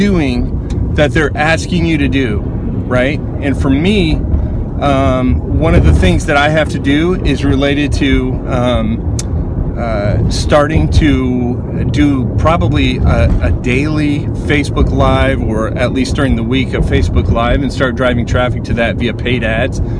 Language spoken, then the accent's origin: English; Indianapolis, Indiana, United States; I'm from Indianapolis, Indiana.